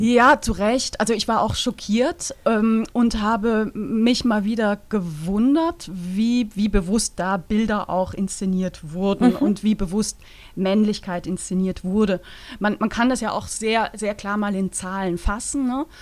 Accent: Switzerland

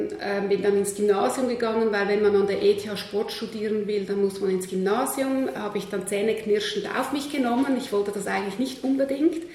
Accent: Switzerland; Ähm, ich bin am Zürichsee aufgewachsen, sehr behutsam, in einer ähm, halb akademischen Familie, halb Bauernfamilie.

